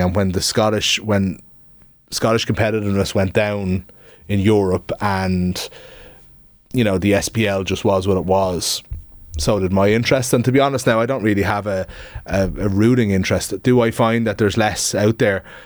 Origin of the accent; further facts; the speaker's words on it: Dublin, Leinster, Ireland; I'm from Dublin, was born in Dublin and, um, like, was more into the dubs as a kid